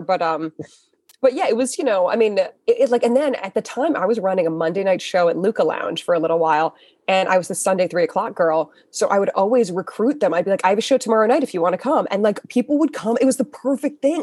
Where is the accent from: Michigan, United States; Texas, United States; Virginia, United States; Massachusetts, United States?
Massachusetts, United States; Weston; I grew up in Weston. You know, uh, like near Wellesley, Waltham. I grew up on the Waltham side of Weston.